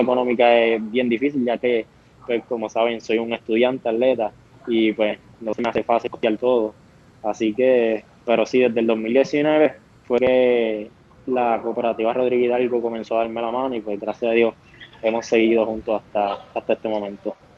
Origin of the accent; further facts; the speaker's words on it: Coamo, Puerto Rico; es aquí en, mi pueblo, en nuestro pueblo de Coamo